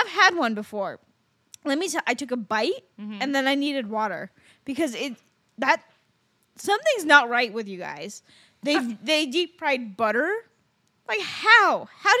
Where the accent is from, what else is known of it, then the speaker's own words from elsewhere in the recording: United States; We are American. We are for sure American.